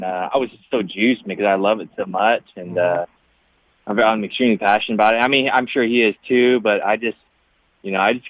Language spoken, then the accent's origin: English; Porterville, California, United States; growing up in Porterville